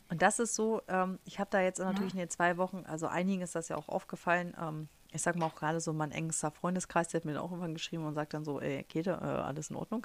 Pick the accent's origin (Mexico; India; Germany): Germany; first language German; moved away as an adult; also born or lived in Harz; now in United States